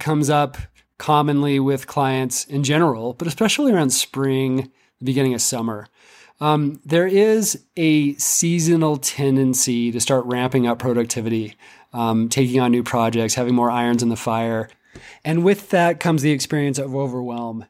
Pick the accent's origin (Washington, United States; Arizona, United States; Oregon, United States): Washington, United States; Seattle; moved away as an adult; now in Central Mountains, Colorado, United States; I grew up in Seattle, and it rained every day for my entire life for twenty years